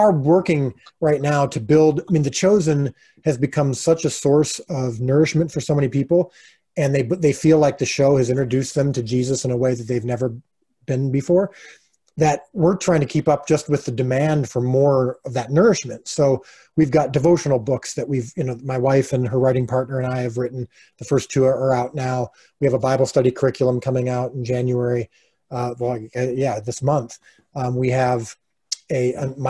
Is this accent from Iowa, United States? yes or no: no; Illinois, United States; We're currently living in Illinois, which is my hometown, which I grew up in, which I love